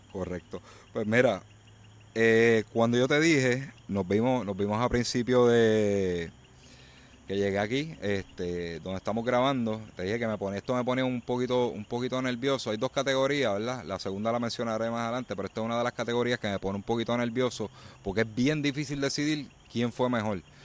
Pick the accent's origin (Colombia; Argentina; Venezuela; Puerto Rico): Puerto Rico